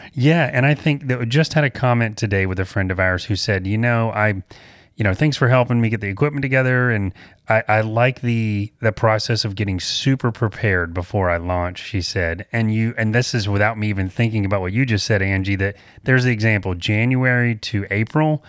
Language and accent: English; the South, United States; we're from the South